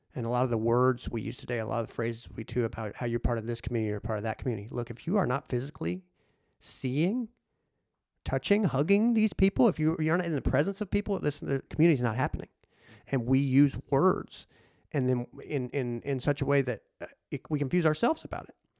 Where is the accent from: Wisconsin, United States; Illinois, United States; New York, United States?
Illinois, United States; Harrisburg; my hometown of Harrisburg, Illinois